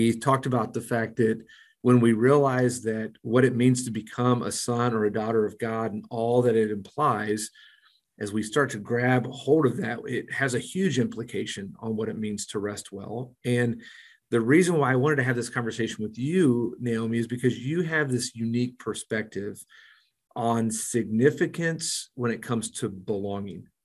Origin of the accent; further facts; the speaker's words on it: Mexico; now in Springfield, United States; growing up in Mexico